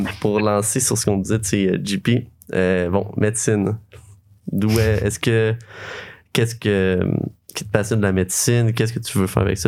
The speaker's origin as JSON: {"language": "French", "area": "Sherbrooke region", "region": "Quebec", "country": "Canada", "said": "je viens de Sherbrooke, de la région de Sherbrooke, vraiment proche."}